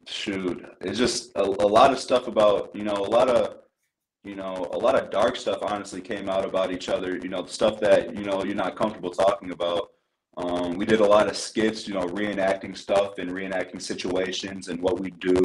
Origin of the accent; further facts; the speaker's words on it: Iowa, United States; moved away as an adult; my hometown or my home state, uh, Northern Iowa